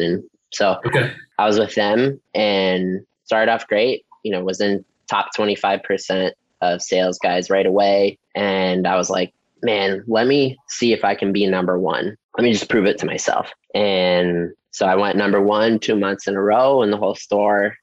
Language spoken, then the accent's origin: English; Ohio, United States; moved away as an adult; also born or lived in San Diego, California; now in La Mesa, United States; Born and raised in Ohio, Okay. like town of 900